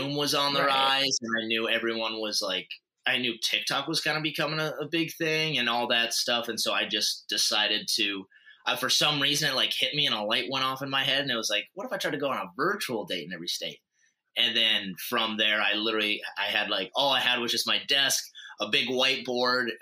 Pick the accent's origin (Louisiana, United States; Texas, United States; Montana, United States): Montana, United States; moved away as an adult; also born or lived in North Dakota; I'm originally from Montana, but then went to school out in North Dakota